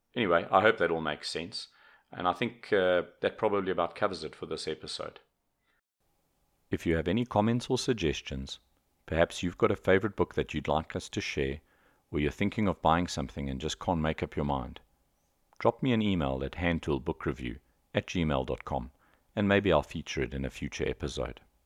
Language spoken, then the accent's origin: English; South Africa; also born or lived in Johannesburg; I'm a South African. I live in Johannesburg